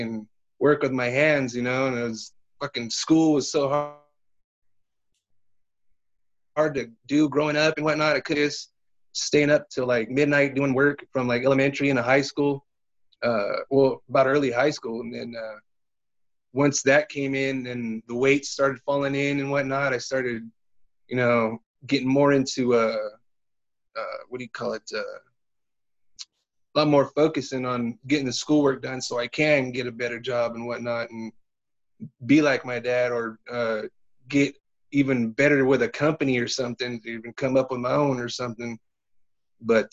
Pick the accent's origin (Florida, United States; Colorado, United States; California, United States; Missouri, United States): California, United States; Visalia; born and raised in Visalia, California. Literally never left the state